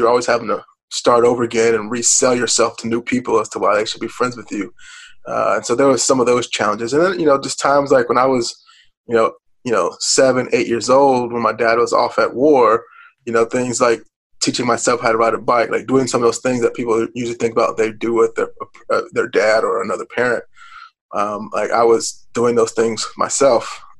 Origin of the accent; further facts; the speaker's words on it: Richmond, Virginia, United States; when I was growing up in Richmond, people would drive, you know, once a month, a couple hours down 95 to go to Ralph's Barbecue